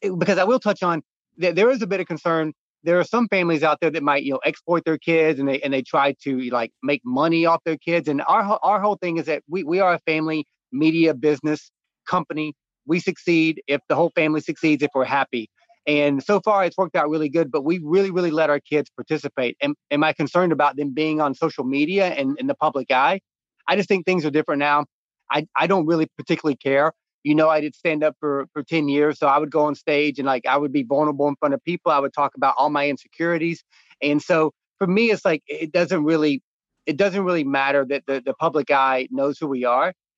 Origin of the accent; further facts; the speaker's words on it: North Georgia, United States; When I was growing up in North Georgia, I spent my days when I was my daughter's age at 6, 7, I was chopping wood